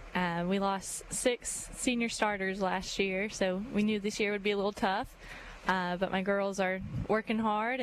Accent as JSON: {"language": "English", "town": "San Antonio", "region": "Texas", "country": "United States", "moved": "as an adult", "lives_now": "Mobile, United States", "said": "I am from San Antonio, Texas, but I came to University of Mobile to play soccer. So I played my 4 years there and then went back to Texas"}